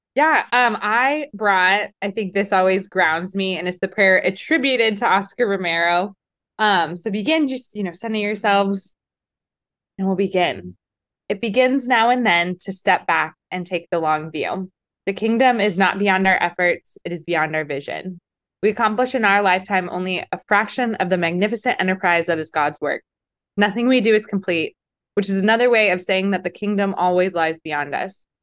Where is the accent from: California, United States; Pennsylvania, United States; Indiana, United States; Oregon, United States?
California, United States; Palm Springs; also born or lived in San Francisco; now in Portland, United States; I'm from Palm Springs, and growing up, I went to a Catholic school, but there were no Catholic high schools in the area